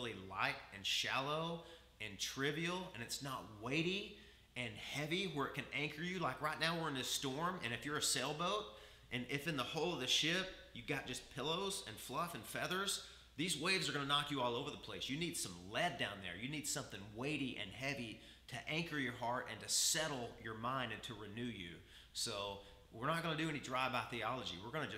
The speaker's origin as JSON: {"language": "English", "region": "the South", "country": "United States", "said": "I come from the South"}